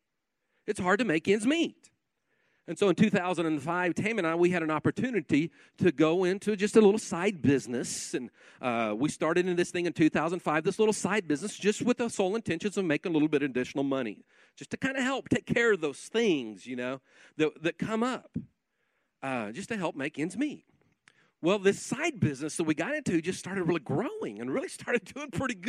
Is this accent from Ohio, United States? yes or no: no; Guymon, Oklahoma, United States; I'm a kid from Guymon, Oklahoma. I was raised in a pastor's home